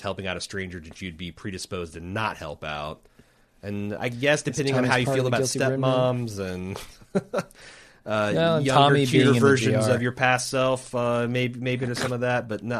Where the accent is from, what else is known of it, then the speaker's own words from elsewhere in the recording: Texas, United States; My only problem with this episode is being a Texan.